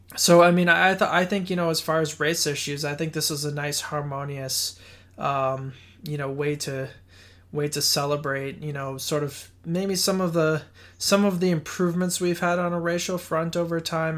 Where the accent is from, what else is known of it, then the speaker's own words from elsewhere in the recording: Boston, Massachusetts, United States; growing up in Boston